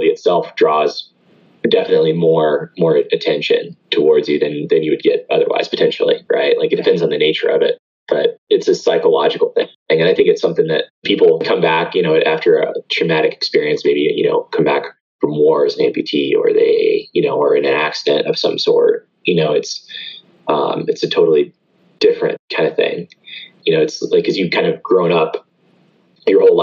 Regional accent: Atlanta, Georgia, United States; where I grew up here locally in Atlanta.

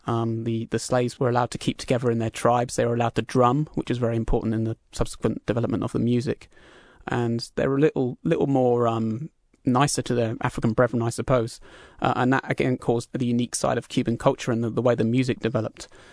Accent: England, United Kingdom; now in Vancouver, Canada; being British myself

